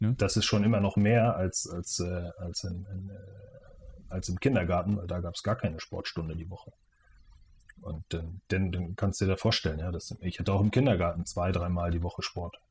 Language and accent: German; Schwerin, Mecklenburg-Vorpommern, Germany; also born or lived in Preetz, Schleswig-Holstein; ich komme ursprünglich aus der Nähe von Kiel, aus Preetz und bin aber in, in Mecklenburg-Vorpommern aufgewachsen und äh, hier in Mecklenburg-Vorpommern in Schwerin